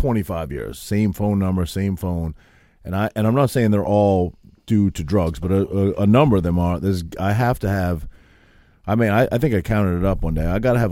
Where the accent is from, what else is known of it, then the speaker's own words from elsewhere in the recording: Maine, United States; now in New Jersey, United States; Back in my hometown of Maine, there's not much difference here that I can see in Jersey, but my hometown of Maine, growing up, underage drinking, I'm talking about, is.